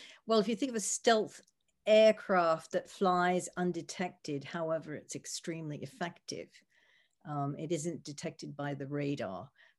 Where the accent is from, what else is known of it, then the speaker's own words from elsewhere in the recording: United States; also born or lived in United Kingdom; I was trained in the UK. I am American, and in my early career, I decided I wanted to try to work in the US. So I came back